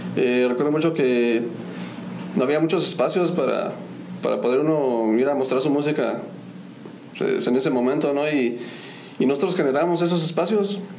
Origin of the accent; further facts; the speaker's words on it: Querétaro, Mexico; soy originario de, del estado de Querétaro